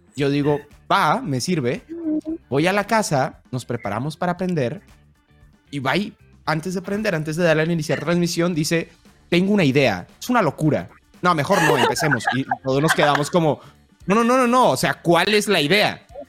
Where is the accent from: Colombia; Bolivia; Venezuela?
Colombia; now in Mexico; soy de Colombia, vivo en México.